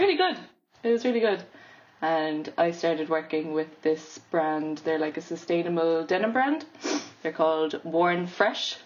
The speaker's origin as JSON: {"language": "English", "town": "Cork", "region": "Munster", "country": "Ireland", "tie": "born or raised there", "also_born_or_lived": "Limerick / London", "said": "Grew up in Cork, then did BA in fashion, Limerick School of Art and Design"}